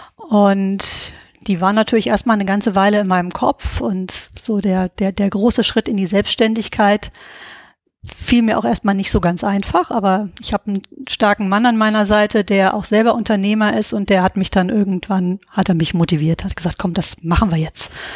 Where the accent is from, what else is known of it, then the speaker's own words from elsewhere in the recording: Giessen, Hesse, Germany; moved away as an adult; also born or lived in Berlin; geboren und aufgewachsen bin ich in Gießen.